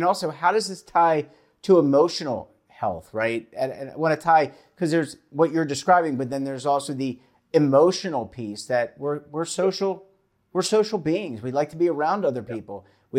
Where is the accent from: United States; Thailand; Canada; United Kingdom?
United States; Baltimore, Maryland; when I grew up in Baltimore, we had the morning paper and the evening paper.